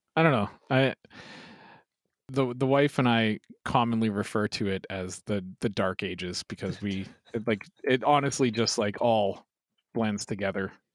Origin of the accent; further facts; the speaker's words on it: Sherwood Park, Alberta, Canada; also born or lived in Edmonton; I, I grew up in Sherwood Park